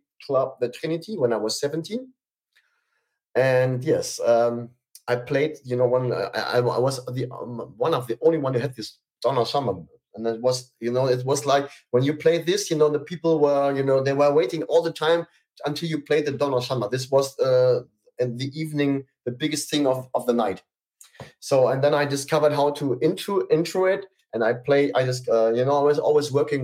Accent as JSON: {"language": "English", "country": "Germany", "said": "I'm a DJ from Germany"}